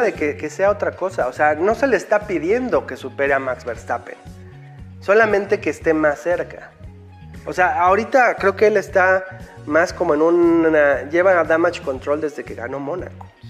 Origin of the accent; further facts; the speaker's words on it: Mexico; como fans mexicanos